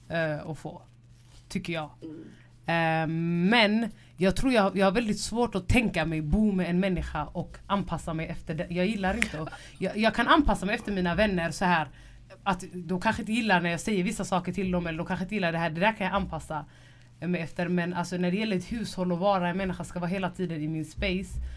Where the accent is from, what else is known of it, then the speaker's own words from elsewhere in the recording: Gothenburg, Västra Götaland, Sweden; jag vill inte säga något som göteborgare.